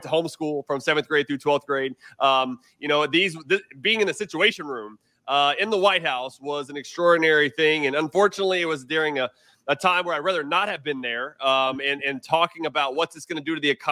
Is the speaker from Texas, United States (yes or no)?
yes; Houston, Texas, United States; now in Round Rock, United States; I grew up in Houston, but now we're in Round Rock